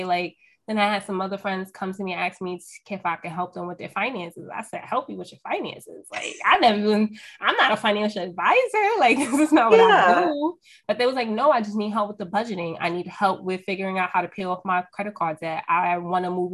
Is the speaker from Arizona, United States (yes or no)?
no; New York, United States; I'm from New York, if y'all can't tell from my accent right now